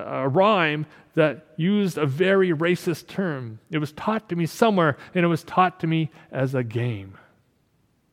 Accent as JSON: {"language": "English", "country": "Canada"}